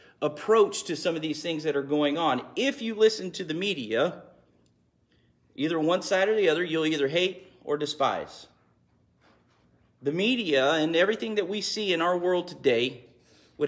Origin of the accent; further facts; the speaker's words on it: United States; as an American